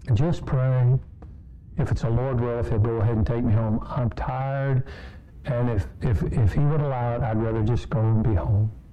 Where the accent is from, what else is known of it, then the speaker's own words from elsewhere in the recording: Kansas, United States; I grew up in Kansas